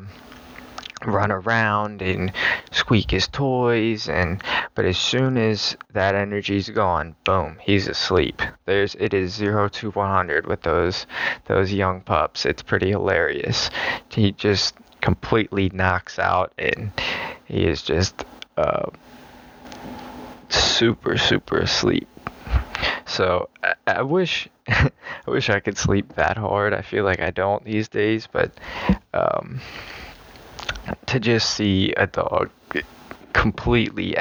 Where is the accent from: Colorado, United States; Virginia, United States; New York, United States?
Virginia, United States; Virginia Beach; I'm from Virginia Beach